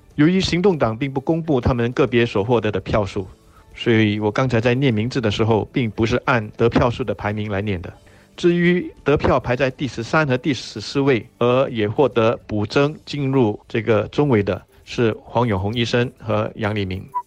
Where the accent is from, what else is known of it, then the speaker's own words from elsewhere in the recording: Singapore; 我们新加坡人